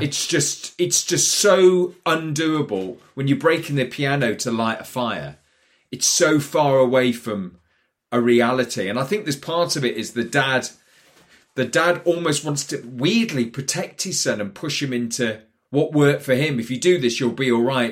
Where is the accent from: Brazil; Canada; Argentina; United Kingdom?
United Kingdom; Newcastle upon Tyne, North East England; I was growing up in Newcastle